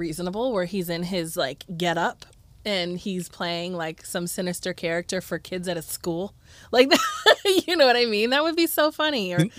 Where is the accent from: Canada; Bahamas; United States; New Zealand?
United States; Cleveland, Ohio; And I'm from Cleveland. So like Browns, Indians, Cavs, maybe the Cavs I've had that much pride for.